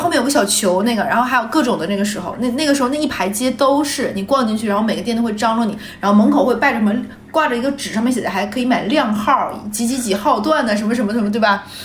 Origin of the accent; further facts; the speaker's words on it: Liaoyuan, Jilin, China; accent: Northeastern (Dongbei); moved away; 像我老家燎原市